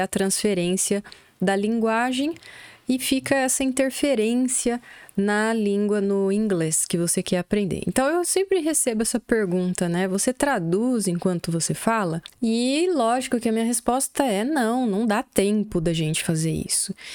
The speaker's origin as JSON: {"language": "Portuguese", "country": "Brazil", "first_language": "Portuguese", "said": "Já morando do Brasil, nós somos brasileiros"}